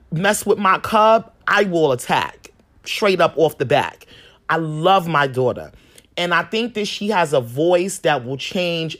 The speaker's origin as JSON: {"language": "English", "town": "New York City", "region": "New York", "country": "United States", "tie": "born or raised there", "said": "Growing up in Harlem"}